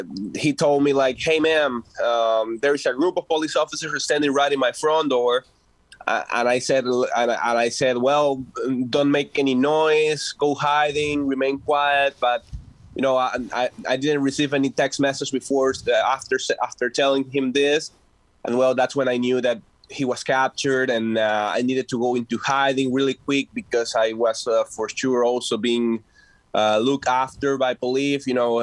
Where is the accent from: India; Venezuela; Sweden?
Venezuela; English is a second language; moved away as an adult; And I came from Venezuela, I would say a little bit more than 3 years ago. And, you know, I was a political activist there.